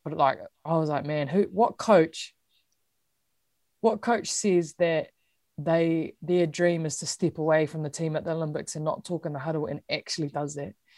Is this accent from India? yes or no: no; New Zealand; being a Kiwi